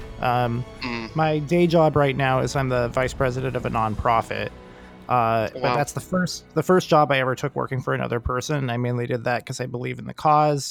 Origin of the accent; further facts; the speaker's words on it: West Coast, Southern Oregon to Southern California, United States; California, mainly. Grew up and down the West Coast, but mostly like Southern Oregon to Southern California area